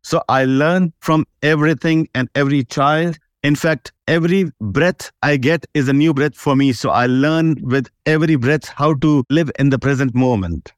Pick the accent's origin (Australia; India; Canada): India; now in Dubai, United Arab Emirates; I'm from India